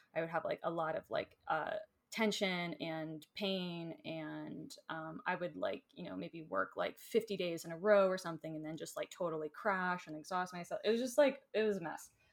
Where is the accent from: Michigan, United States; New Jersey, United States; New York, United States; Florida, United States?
Florida, United States; moved away; I grew up in Florida